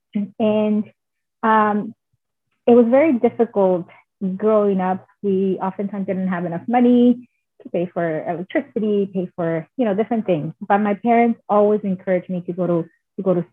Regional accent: Oaxaca, Mexico; now in United States; since I was a little girl growing up in Oaxaca

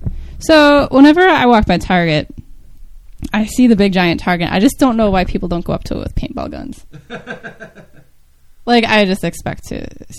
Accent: United States; I'm American.

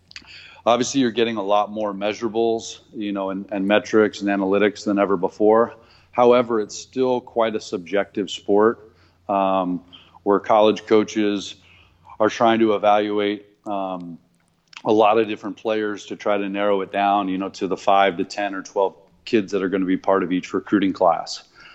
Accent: Naples, Campania, Italy; born there; also born or lived in Seoul, Korea / Newport, Rhode Island / Long Beach, California / San Diego, California; So we traveled kind of the world, you know, and Italy was where I was born in Napoli, Pozzuoli. No, I'm not actually of Italian descent, just by birth. And lived in Seoul, Korea, lived in Newport, Rhode Island, lived in Long Beach, California, lived in San Diego

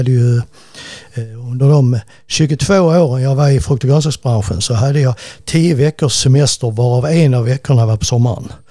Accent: Malmö, Skåne, Sweden; så jag är en riktig Malmöbo.

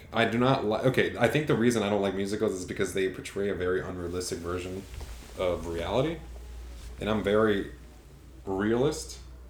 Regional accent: the South, United States; You go to the South, people speak a different dialect of English. It's I'm from the South. And this is how I speak.

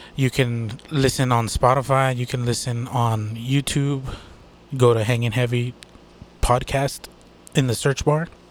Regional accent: United States; I'm from the United States

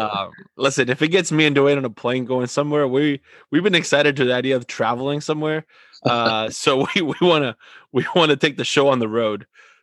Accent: Argentina; moved away; I'm from Argentina.

